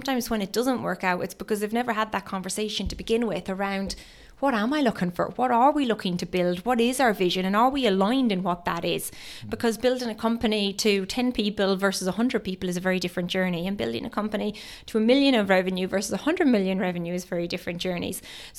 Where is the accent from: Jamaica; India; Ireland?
Ireland; now in United Kingdom; So I moved to the UK from Ireland over 12 years ago, and I spent most of the time working in banking.